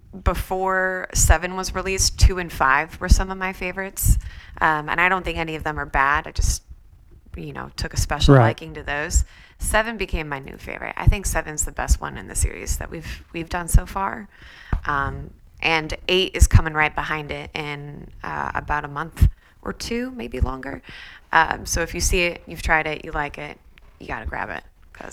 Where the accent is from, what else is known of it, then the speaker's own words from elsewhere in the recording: Peoria, Illinois, United States; Peoria, Illinois.